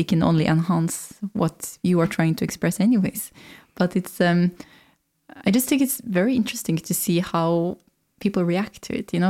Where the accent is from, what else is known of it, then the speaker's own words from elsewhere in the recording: Valdres, Innlandet, Norway; I grew up in Valdres, you know, near Jotunheimen